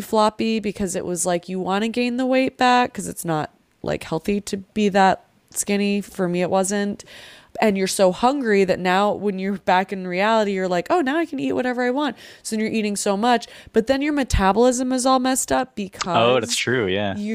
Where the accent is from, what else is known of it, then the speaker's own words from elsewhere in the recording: Philippines; as a Filipino